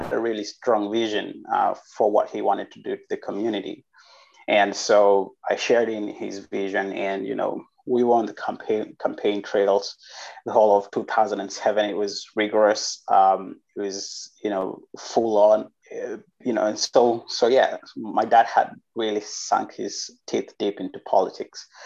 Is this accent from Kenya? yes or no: yes; Nairobi, Kenya; moved away as an adult; also born or lived in Turkey; Place called Kenya. That's where I was born. And I grew up in Nairobi.